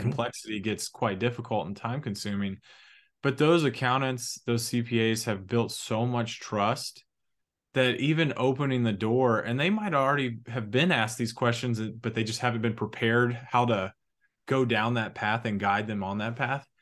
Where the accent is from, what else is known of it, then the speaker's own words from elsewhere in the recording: Huntsville, Alabama, United States; now in Atlanta, United States; we're both from Huntsville, Alabama